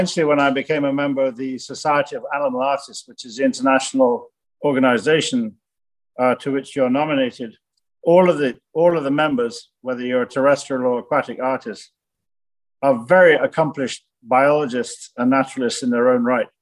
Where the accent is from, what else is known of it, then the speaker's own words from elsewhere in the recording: Jamaica; also born or lived in Germany; growing up in Jamaica in the late 50s and early 60s